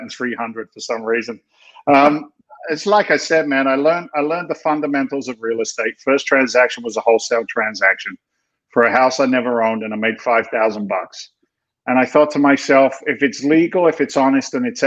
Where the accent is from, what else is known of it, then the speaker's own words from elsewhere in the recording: London, United Kingdom; now in United States; I'm an immigrant to this country. I came from England in back in 1986. I was born in London.